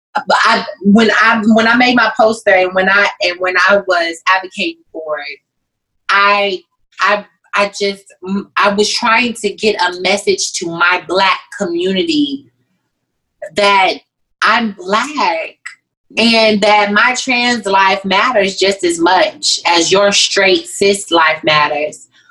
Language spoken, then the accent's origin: English; Waco, Texas, United States; I'm from Waco